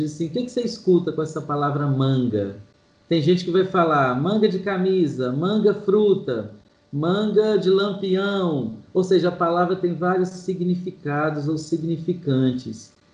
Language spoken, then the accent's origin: Portuguese; Manhuaçu, Minas Gerais, Brazil; now in Belo Horizonte, Brazil; eu sou de Manhuaçu, zona da Mata de Minas